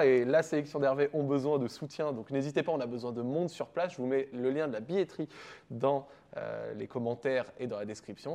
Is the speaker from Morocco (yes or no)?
yes; Morocco; en tant que Marocain